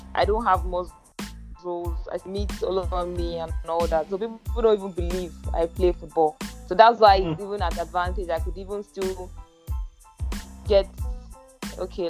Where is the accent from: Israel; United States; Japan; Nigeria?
Nigeria; Ogun State; I'm from Ogun so, State. I'm Yoruba